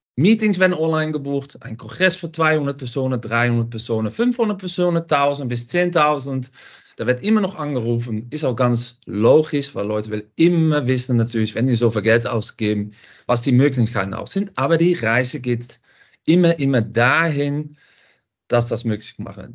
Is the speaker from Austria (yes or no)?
no; Netherlands; German is a second language; moved away as an adult; now in Düsseldorf, Germany; Man hört das auch ein bisschen. Ich komme aus Holland